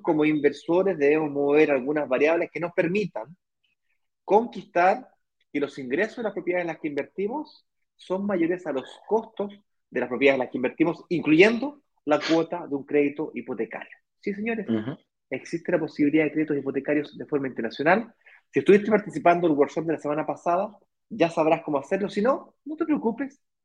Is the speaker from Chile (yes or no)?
yes; Chile; moved away as an adult; now in Brazil; Yo soy chileno